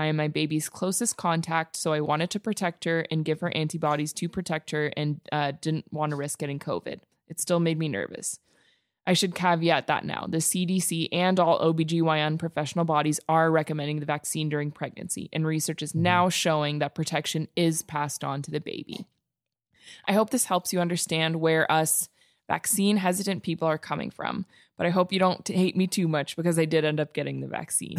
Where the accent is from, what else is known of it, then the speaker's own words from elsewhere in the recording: Alberta, Canada; Well, here I am. I will start off by saying, yes, I am from Alberta.